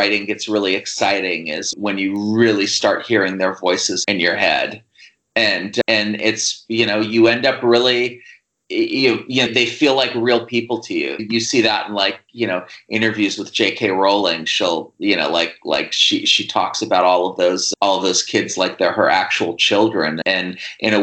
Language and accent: English; Fort Bragg, California, United States; also born or lived in Columbus, Ohio / East Bay, California; I grew up first in the East Bay and a little suburb there, and then in a logging town called Fort Bragg up in Mendocino County in the Redwood Forest.